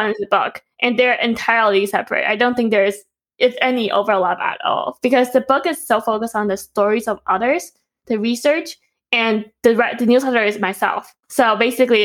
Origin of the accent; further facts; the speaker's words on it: Taipei, Taiwan; moved away; we grew up in Taipei